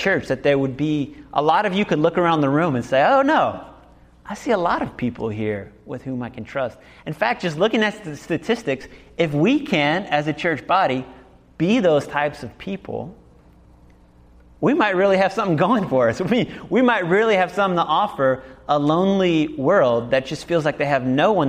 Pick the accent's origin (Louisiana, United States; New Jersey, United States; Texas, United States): Louisiana, United States; New Orleans; moved away; also born or lived in Berlin; I'm originally from New Orleans